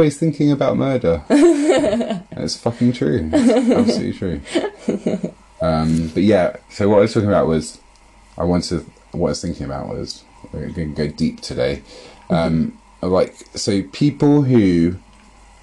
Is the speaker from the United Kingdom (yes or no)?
yes; London, United Kingdom; I'm from London